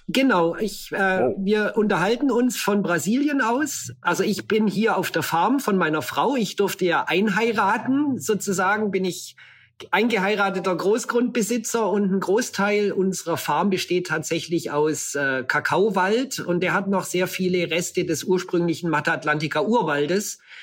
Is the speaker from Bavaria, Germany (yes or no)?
yes; Allgäu, Bavaria, Germany; now in Brazil; In der Kindheit ist man aufgewachsen im Allgäu.